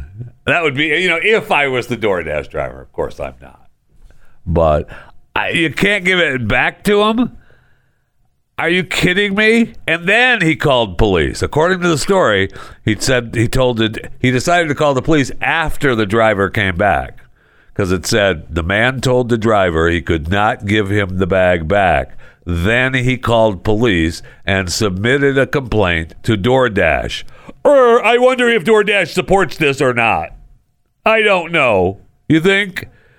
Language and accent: English; Michigan, United States; born there; also born or lived in Florida; now in Texas, United States; I know I was born in Michigan, and Michigan is my home state. But I spent many years in Florida, and I love Florida. And I miss living in Florida. I mean, right now I'm living in Texas, in the DFW